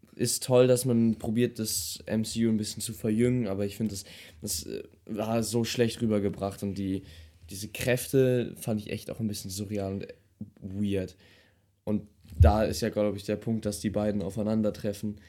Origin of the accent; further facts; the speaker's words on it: Germany; als Deutscher